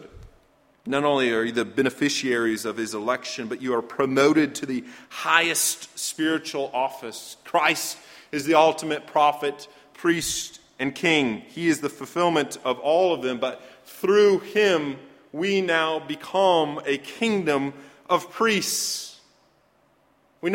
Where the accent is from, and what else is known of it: United States